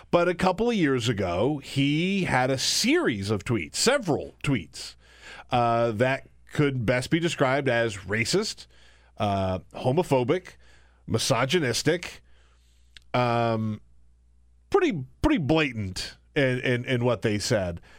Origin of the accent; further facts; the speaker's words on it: South Carolina, United States; I was raised in South